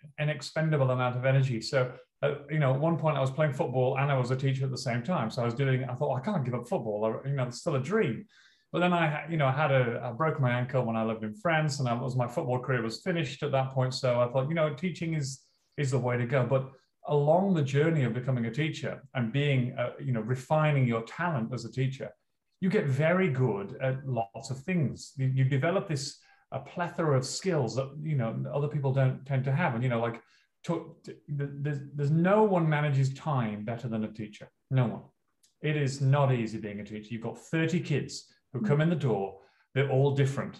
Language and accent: English; Leeds, Yorkshire and the Humber, United Kingdom; moved away as an adult; now in Australia; I'm from Northern England, and my hometown is Leeds